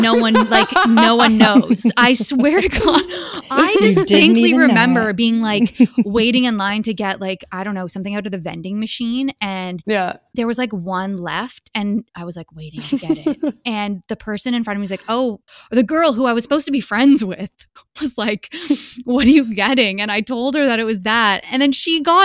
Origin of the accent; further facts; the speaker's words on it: Hamilton, Ontario, Canada; my hometown of Hamilton